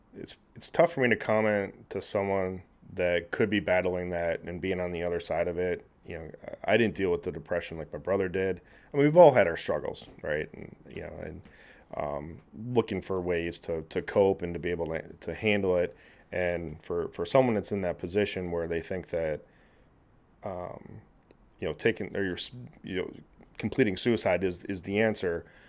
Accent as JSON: {"language": "English", "town": "Naperville", "region": "Illinois", "country": "United States", "tie": "born or raised there", "also_born_or_lived": "Kansas City, Missouri", "said": "I grew up in Naperville"}